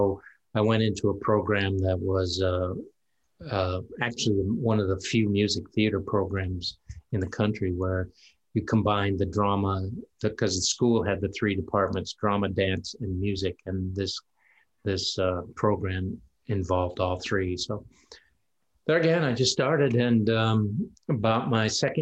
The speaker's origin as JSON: {"language": "English", "region": "Michigan", "country": "United States", "tie": "born or raised there", "also_born_or_lived": "Elkhart, Indiana", "said": "I grew up mostly in Michigan."}